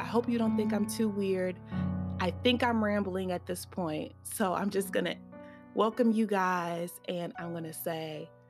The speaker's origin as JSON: {"language": "English", "town": "Birmingham", "region": "Alabama", "country": "United States", "tie": "born or raised there", "said": "So I grew up in Birmingham, Alabama. I grew up with two brothers and my parents."}